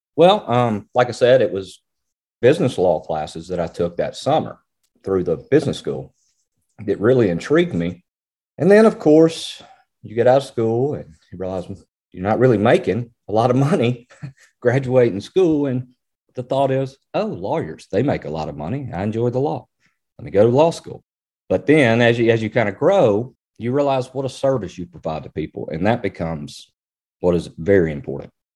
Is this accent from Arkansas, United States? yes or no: yes; Springdale, Arkansas, United States; I'm from Arkansas, Springdale, Arkansas, and grew up there.